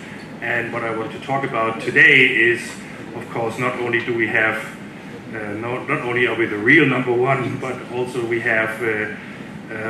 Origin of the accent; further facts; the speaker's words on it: Denmark; I'm hailing from Denmark.